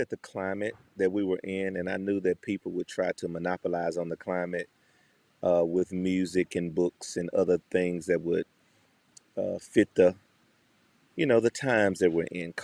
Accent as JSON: {"language": "English", "town": "Memphis", "region": "Tennessee", "country": "United States", "tie": "born or raised there", "said": "from Memphis, Tennessee, born and bred"}